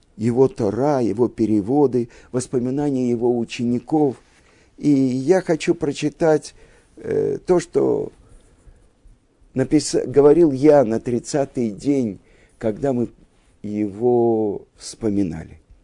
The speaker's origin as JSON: {"language": "Russian", "country": "Russia", "tie": "born or raised there", "said": "мы, евреи из России, выросли в стране победившего социализма"}